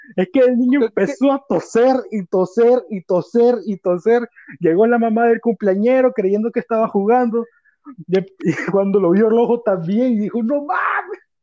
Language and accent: Spanish; Managua, Nicaragua; yo soy de Managua, Nicaragua